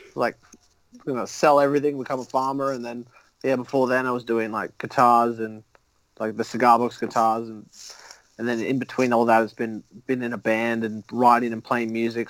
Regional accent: Sydney, New South Wales, Australia; accent: Australian; also born or lived in Canada / United States; came here in like 97

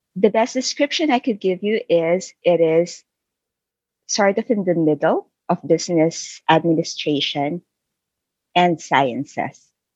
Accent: Isabela, Cagayan Valley, Philippines; moved away as an adult; also born or lived in Manila, Philippines; now in Vancouver, Canada; I was born and raised in Isabela, which is one of the provinces in northern Philippines. When I was 12 years old, I moved by myself to Manila to study

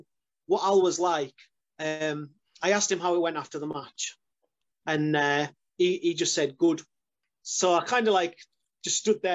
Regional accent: Carlisle, North West England, United Kingdom; We were in Carlisle, my hometown

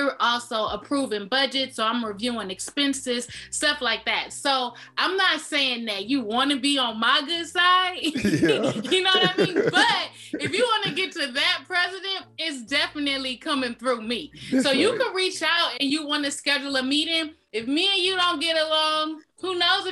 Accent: Inglewood, California, United States; I'm from the West Coast. I'm from California.

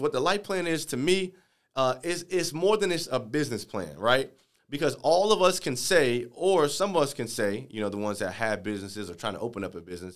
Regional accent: Chicago, Illinois, United States; moved away; I'm from Chicago

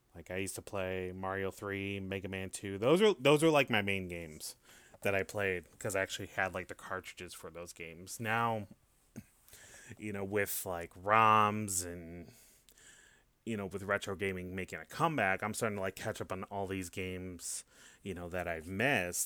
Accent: Hanover Park, Illinois, United States; now in Tampa, United States; I'm originally from Chicago, uh, from a small suburb in a northwest suburb. It's called Hanover Park.

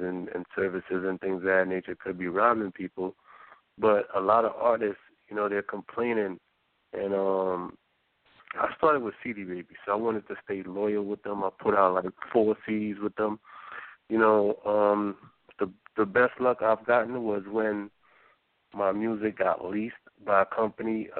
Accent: Waterford, Jamaica; also born or lived in Brooklyn, New York; now in New York, United States; I grew up in Waterford

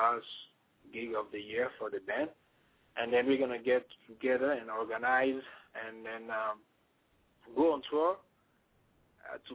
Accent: Togo; English is a second language; now in Washington, D.C., United States; I'm from Togo

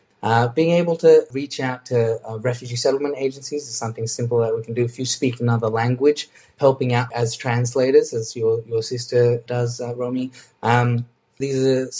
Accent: Australia; because being an Australian, we have a lot more knowledge and skills that we can share in these sessions than you guys think

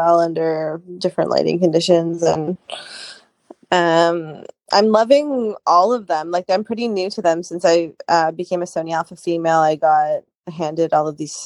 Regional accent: Canada; I live in Canada. I grew up in Canada

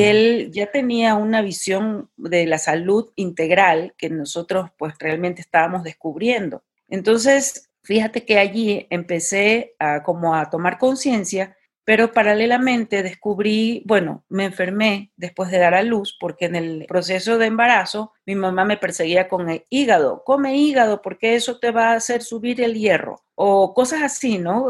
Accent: Guayaquil, Guayas, Ecuador; moved away as an adult; also born or lived in Barcelona, Spain; now in Mexico; yo soy de Guayaquil, Ecuador, soy ecuatoriana, vivo en México desde hace cinco años.

